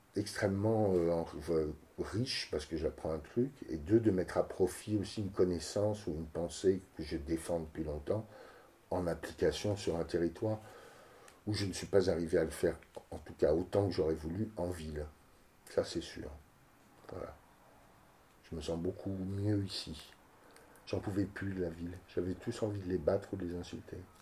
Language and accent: French; Cannes, Provence-Alpes-Côte d'Azur, France; moved away as an adult; also born or lived in Nice / Paris / Marseille; now in Saint-Brès, France; je suis né à Cannes, j'ai fait mes études à Nice, je suis parti à Paris travailler comme danseur